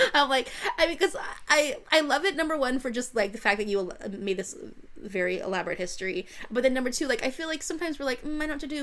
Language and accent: English; United States; Being an American